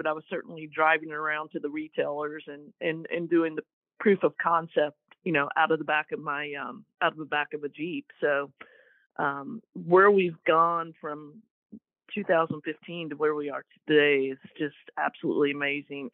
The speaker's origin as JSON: {"language": "English", "region": "Kentucky", "country": "United States", "tie": "born or raised there", "moved": "as an adult", "lives_now": "Columbia, United States", "said": "I'm originally from Kentucky"}